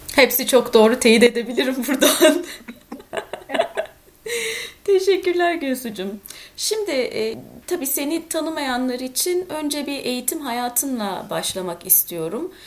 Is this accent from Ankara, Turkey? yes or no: yes; Ankara, Turkey; moved away; also born or lived in Istanbul; İkimiz de Ankaralıyız.